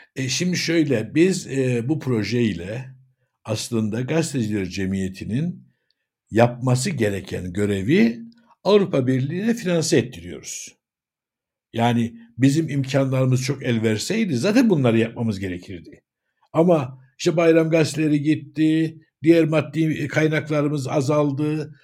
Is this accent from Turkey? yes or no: no; Cyprus; 1959 Kıbrıs doğumluyum.